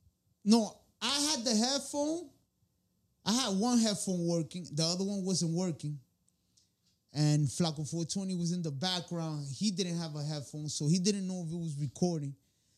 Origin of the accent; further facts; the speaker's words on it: Santo Domingo, Dominican Republic; moved away; also born or lived in Tenares, Dominican Republic; I'm from La Capital, originally the Tenares.